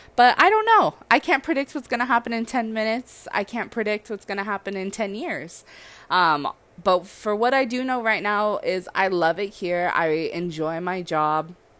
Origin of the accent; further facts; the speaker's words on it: Southern California, United States; now in Hawaii, United States; I'm from SoCal